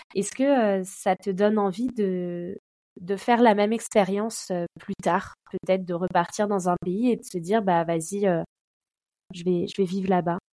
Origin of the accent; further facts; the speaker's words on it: France; je suis française